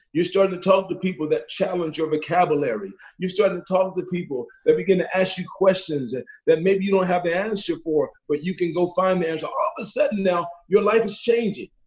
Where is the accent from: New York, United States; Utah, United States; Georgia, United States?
Georgia, United States; Athens; now in Tucson, United States; growing up in Athens, Georgia, growing up in East Athens